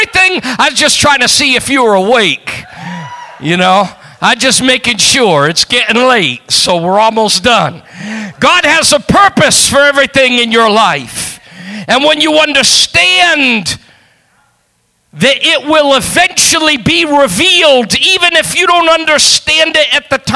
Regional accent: New England, United States; I come from New England

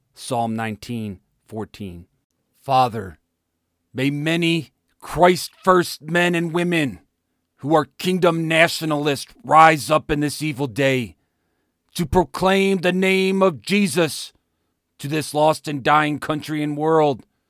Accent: United States; America is my home. It is the place I was born, raised, found a wife, served in the military, raised my children

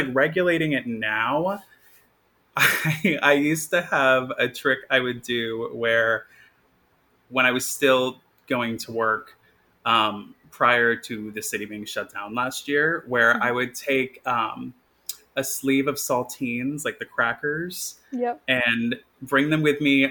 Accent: Maine, United States; now in Brooklyn, United States; I grew up in Maine

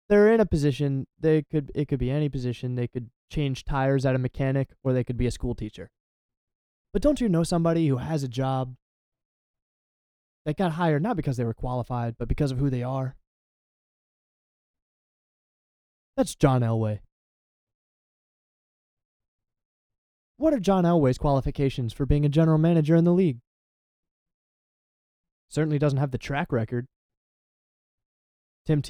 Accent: Delaware, United States; I'm from Delaware

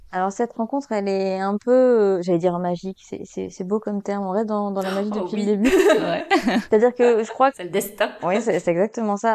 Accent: Belgium; je suis belge

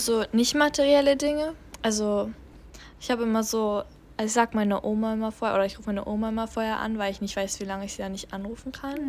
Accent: Germany; als Deutsche

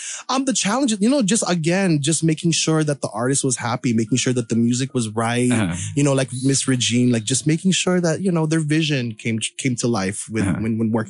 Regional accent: Philippines; I'm a devout Catholic. I'm Filipino.

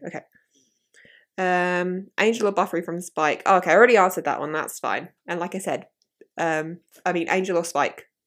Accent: southeast of London, South East England, United Kingdom; I end up just going, "London, 'cause it's easier." But I'm like, um, more southeast than

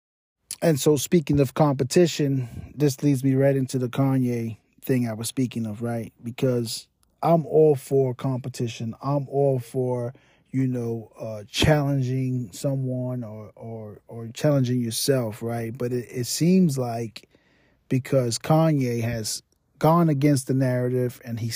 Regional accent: New York, United States; moved away; I'm from New York, so when he had his reign in New York, you know, I lived there

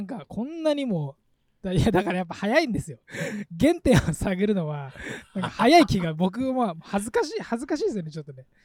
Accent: Japan; moved away as an adult; now in New York, United States; 日本にいた時からは多分21で来てる

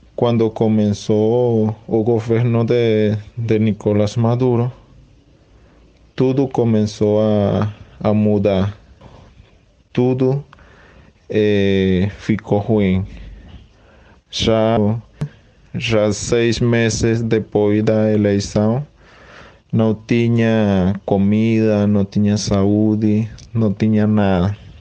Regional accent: Acarigua, Portuguesa, Venezuela; Portuguese is a second language; moved away as an adult; now in Paraíba, Brazil; Sou venezuelano

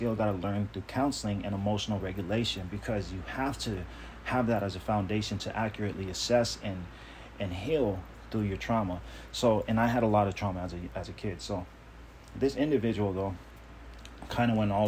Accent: Long Beach, California, United States; also born or lived in Compton, California; we moved from Compton to Long Beach when I was a kid

